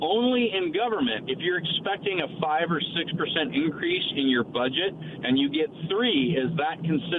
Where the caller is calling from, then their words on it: Dayton, Washington, United States; I'm calling from Dayton today.